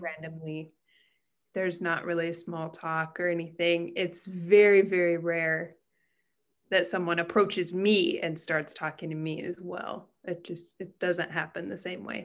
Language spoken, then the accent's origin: English; United States; now in Japan; I'm American and I'm living in Japan